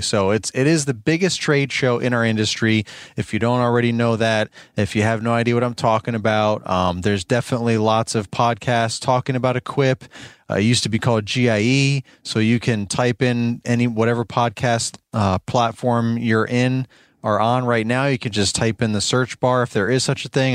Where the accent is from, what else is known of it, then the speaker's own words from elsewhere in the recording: New York, United States; I'm born and raised in New York.